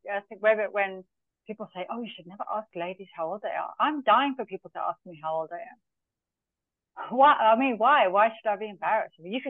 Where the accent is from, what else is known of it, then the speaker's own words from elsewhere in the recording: Zambia; now in Dubai, United Arab Emirates; So my background, first of all, I was born in Zambia of British parents. So I was raised in Africa with a very, I won't say strange upbringing, but a very different upbringing.